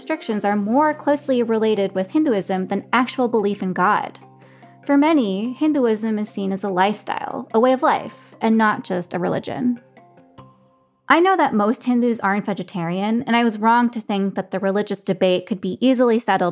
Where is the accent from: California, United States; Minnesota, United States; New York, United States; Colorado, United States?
Colorado, United States; I was one of just a few BIPOC teenagers in my suburban Colorado high school